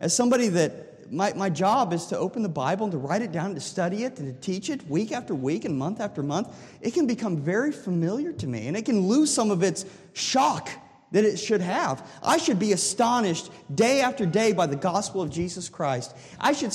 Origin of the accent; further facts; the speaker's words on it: Delphos, Ohio, United States; when I was growing up in Delphus, Ohio.